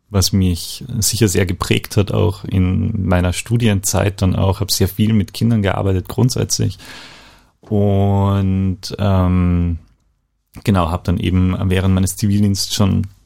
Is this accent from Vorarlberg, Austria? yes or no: no; Eisenstadt, Burgenland, Austria; Ich bin eigentlich Burgenländer, komme aus Eisenstadt, ein ja, die Hauptstadt des Burgenlands